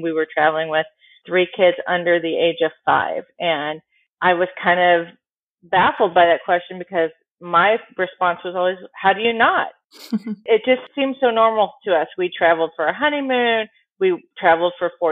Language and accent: English; Tempe, Arizona, United States; also born or lived in San Diego / Chicago; now in Dallas, United States; I'm actually from Arizona. I grew up in a town called Tempe.